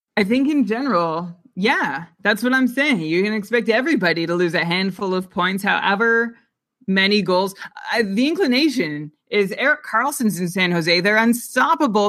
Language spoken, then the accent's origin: English; Canada; I'm Canadian